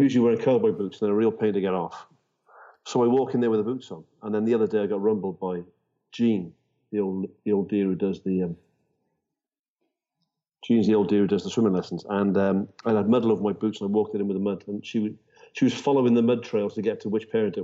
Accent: Wales, United Kingdom; as a Welshman

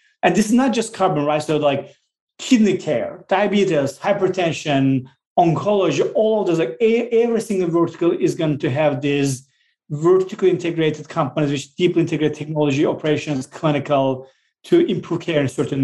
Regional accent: Southeastern Anatolia, Turkey; now in United States; I grew up in a very small village called Drulova in the southeast part of Turkey, really mountainous, rural area

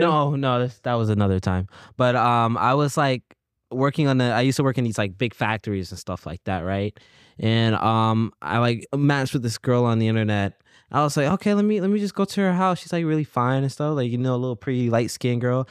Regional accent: Columbia, South Carolina, United States; moved away as an adult; now in Los Angeles, United States; So, me and him, we both went to high school together. We're both from, uh, Columbia, South Carolina

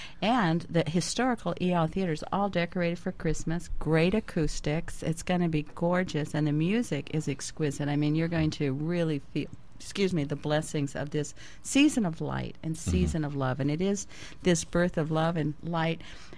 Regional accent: California, United States; moved away as an adult; now in Maui, United States; I came from California, Jim, where I was a native Californian, and so we didn't have big extended families.

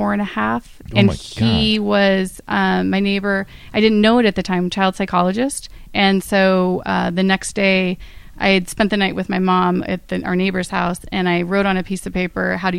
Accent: Northern California, United States; now in West Hollywood, United States; my brother and I are 18 months apart. We grew up in Northern California

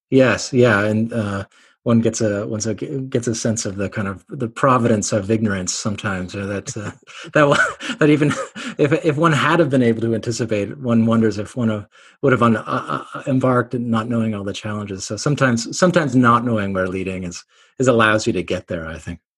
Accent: Canada; also born or lived in Cambridge, England; I'm Canadian

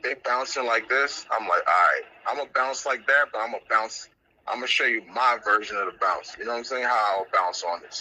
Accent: Trinidad & Tobago; now in United States; I'm originally from Trinidad and Tobago

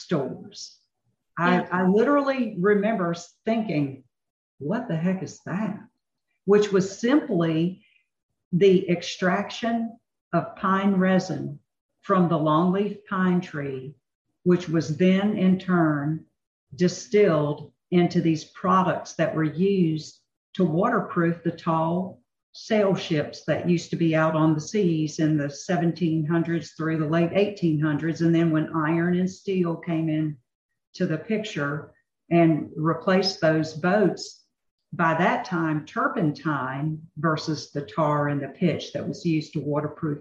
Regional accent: North Carolina, United States; I'm born and raised in North Carolina

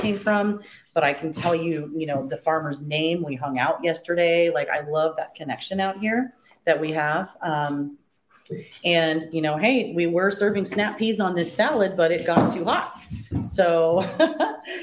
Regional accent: Seattle, Washington, United States; moved away as an adult; now in Walla Walla, United States; Seattle will always be my hometown, but I don't know how to live there anymore.

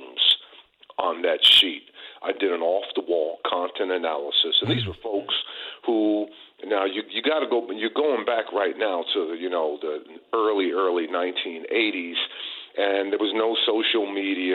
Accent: New Jersey, United States; Born and raised in New Jersey

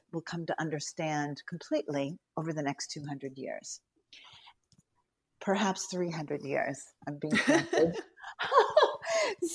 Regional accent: Newton, Massachusetts, United States; I'm from Newton, Massachusetts

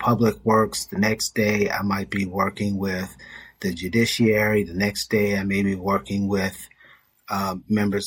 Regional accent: California, United States; Born and raised in California

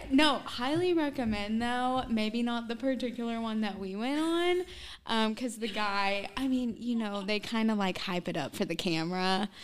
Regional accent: Southern Illinois, United States; Southern Illinois

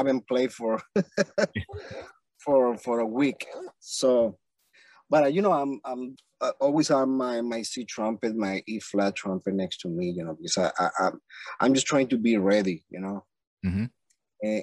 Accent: Villa de Cura, Aragua, Venezuela; English is a second language; moved away as an adult; I'm from Venezuela, first of all. And I grew up in a very small town called Villa de Cura.

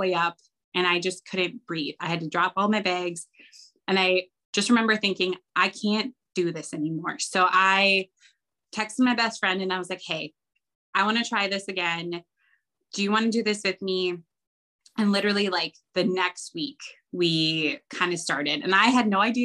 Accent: Wisconsin, United States; I was born and raised in Wisconsin

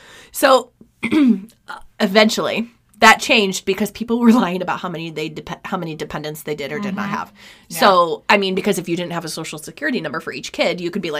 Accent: New York, United States; born there; So, needless to say, I was born in 1985 in New York State.

